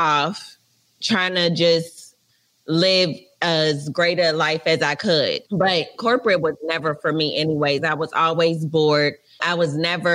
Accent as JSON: {"language": "English", "town": "Charlotte", "region": "North Carolina", "country": "United States", "also_born_or_lived": "Atlanta, Georgia", "moved": "yes", "lives_now": "Los Angeles, United States", "said": "I'm from Charlotte, North Carolina."}